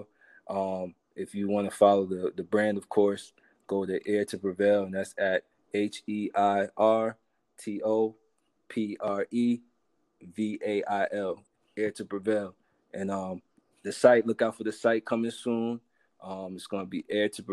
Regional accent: Spring Valley, New York, United States; I come from Spring Valley. I grew up, you know, my mom was a single parent

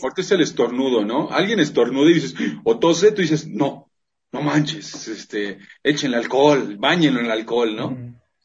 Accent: Mexico; Como buenos mexicanos.

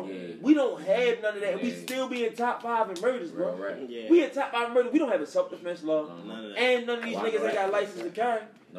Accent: Baltimore, Maryland, United States; I'm from Baltimore.

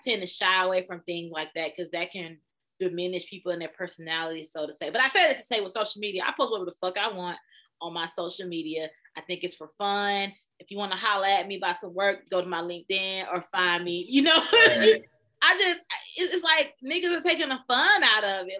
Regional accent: Smyrna, Georgia, United States; also born or lived in Austell, Georgia; I grew up in Smyrna, and so Smyrna, and then we moved to Austell.

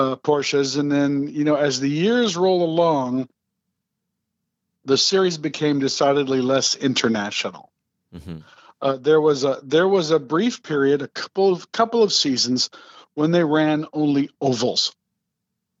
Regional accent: Upland, California, United States; Riverside was my home racetrack at the time. I lived in a little burb called Upland

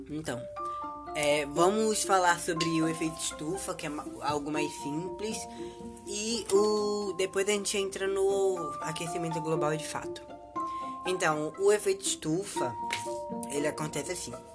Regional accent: Northeast Region, Brazil; que sou nordestino

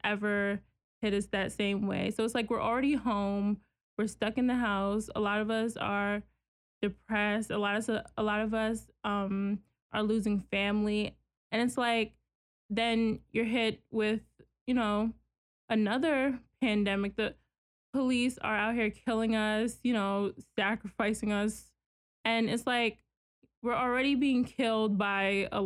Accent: New York City, New York, United States; I'm from Queens, New York

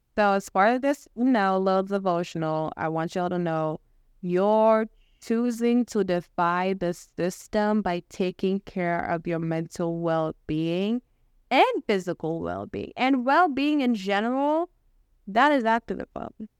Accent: Kenya; moved away as an adult; I was born and raised in Kenya, born and raised, educated, loved, cared for there

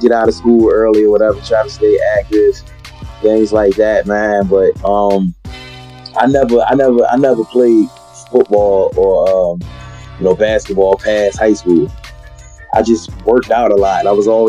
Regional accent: Philadelphia, Pennsylvania, United States; Philly was cool, man. I grew up, man, normal lifestyle, man. You know, I grew up in, I would say, more of a working class neighborhood.

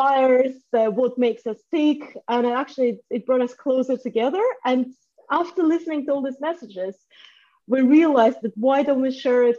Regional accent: Russia; also born or lived in France / South Africa / Ireland; now in London, United Kingdom; I was born in Russia

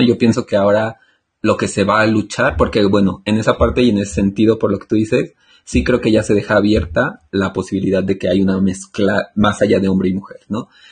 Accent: Mexico; al menos yo hablo por México

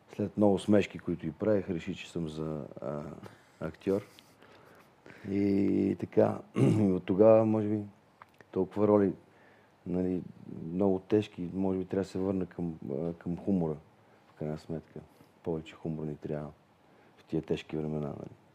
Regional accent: Vidin, Vidin Province, Bulgaria; аз съм от Видин

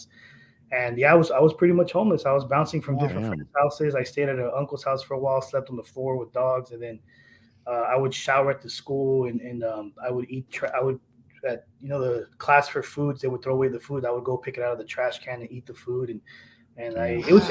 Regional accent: El Centro, California, United States; also born or lived in Del Rio, Texas; So I grew up in Southern California, Imperial Valley, so like El Centro, California, yep.

